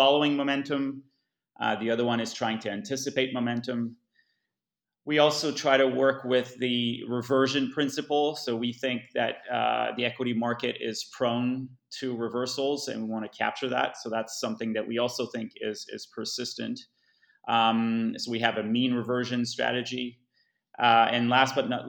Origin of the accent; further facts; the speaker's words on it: Montreal, Quebec, Canada; also born or lived in Asia; I'm Canadian from Montreal.